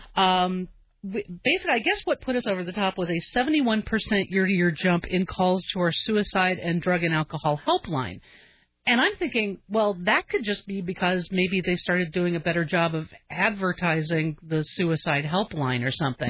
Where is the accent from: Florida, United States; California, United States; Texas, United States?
California, United States; Southern; moved away; I grew up in Southern California, and um, I moved here because of the weather